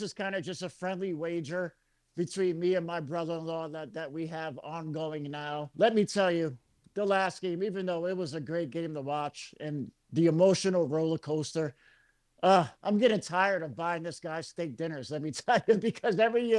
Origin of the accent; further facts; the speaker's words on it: upstate New York, United States; now in Las Vegas, United States; my hometown New York team, the upstate New York team